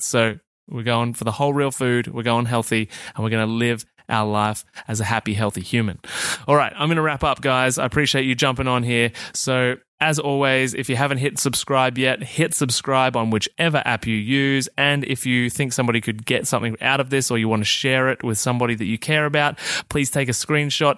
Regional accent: Australia; I'm Australian

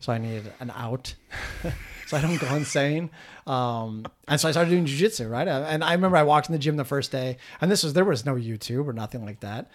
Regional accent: Minnesota, United States; also born or lived in South Korea; Minnesotans are much more similar to Canadians than we are

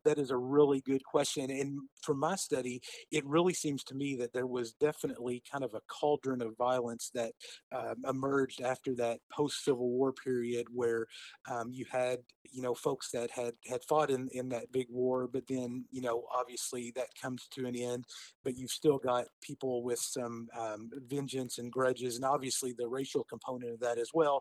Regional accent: Owensboro, Kentucky, United States; born or raised there

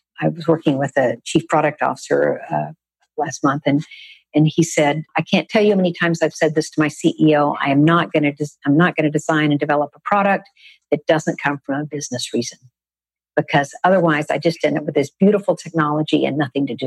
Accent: Texas, United States; I grew up in Texas

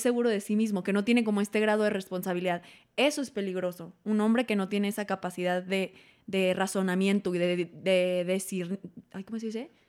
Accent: Mexico; como mexicanos tenemos

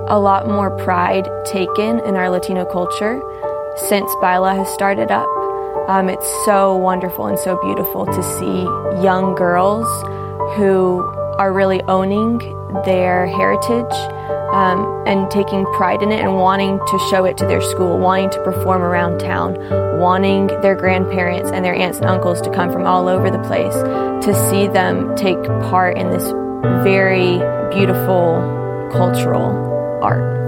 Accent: Uruguay; also born or lived in Curitiba, Brazil; now in Nashville, United States; I'm originally from Uruguay, and I moved here to Nashville about a year ago.

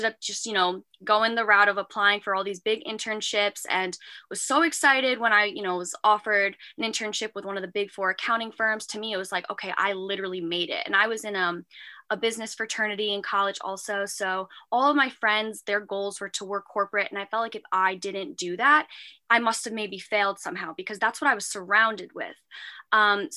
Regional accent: Long Island, New York, United States; also born or lived in Manhattan, New York; from Long Island, New York

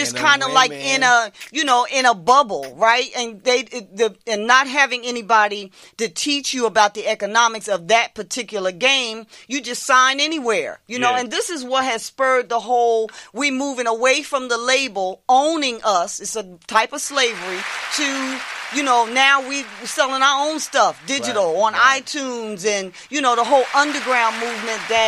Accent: West Trenton, New Jersey, United States; I grew up in West Trenton

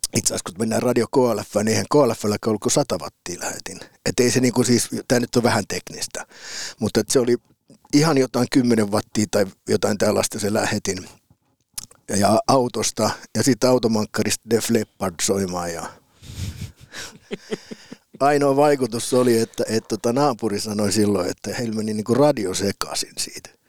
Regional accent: Piikkiö, Southwest Finland, Finland; moved away as an adult; also born or lived in Turku / Helsinki; mä oon syntynyt Turussa

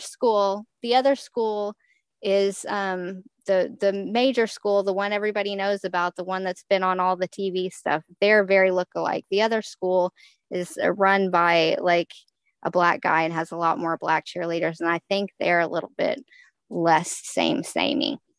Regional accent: Texas, United States; I am from Texas, so obviously I went to football games in high school

